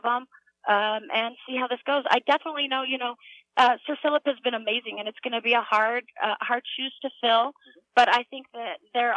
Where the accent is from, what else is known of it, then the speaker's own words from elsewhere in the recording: United States; I am an American